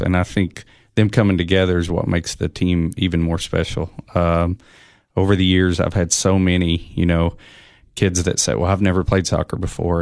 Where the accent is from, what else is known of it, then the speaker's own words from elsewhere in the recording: Oneida, Tennessee, United States; I'm from Oneida, Tennessee